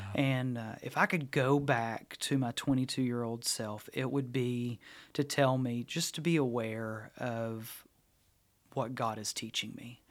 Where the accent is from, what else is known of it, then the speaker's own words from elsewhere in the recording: Halls, United States; growing up in Halls, there was a Hunter's, Hunter Brothers Deli